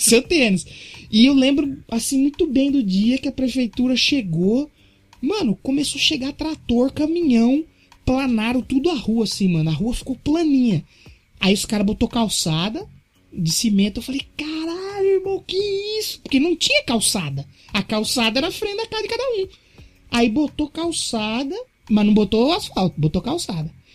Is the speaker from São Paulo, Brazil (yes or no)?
yes; São Paulo, Brazil; moved away as an adult; also born or lived in Santo André; nessa quebrada onde eu cresci não tenho parente